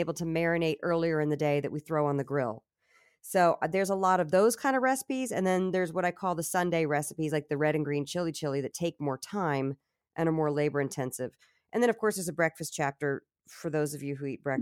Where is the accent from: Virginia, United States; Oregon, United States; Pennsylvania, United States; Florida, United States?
Virginia, United States; I'm from Virginia.